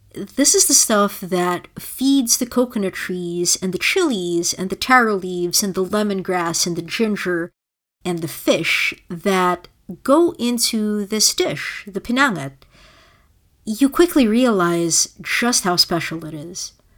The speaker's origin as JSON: {"language": "English", "country": "Philippines", "tie": "born or raised there", "moved": "yes", "said": "my own identity is inextricably tied to my experiences growing up in the Philippines"}